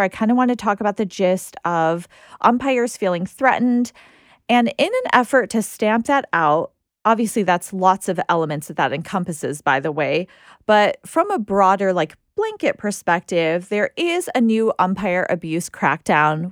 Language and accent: English; United States; being an American